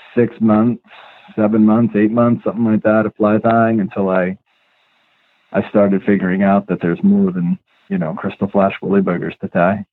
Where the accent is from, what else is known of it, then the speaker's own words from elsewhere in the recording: upstate New York, United States; also born or lived in Long Island; when we were growing up, we moved from from Long Island to uh, upstate New York, and one of the first places that we lived was way out in the country